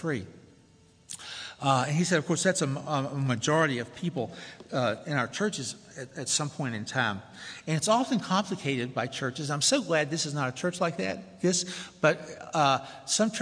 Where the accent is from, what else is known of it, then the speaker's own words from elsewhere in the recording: Tennessee, United States; moved away as an adult; I'm from the South, if you haven't already discerned that. From Tennessee to go to seminary